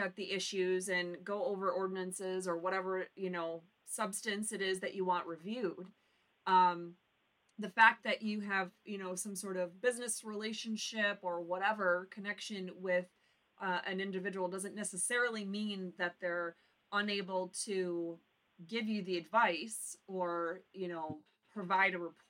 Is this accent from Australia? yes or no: no; the UP, Michigan, United States; born or raised there